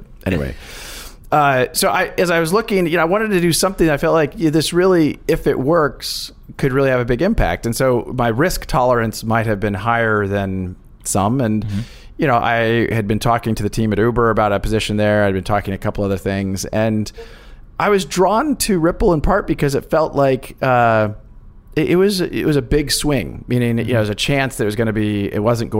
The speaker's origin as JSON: {"language": "English", "region": "Kansas", "country": "United States", "tie": "born or raised there", "said": "I grew up actually in the Midwest in Kansas"}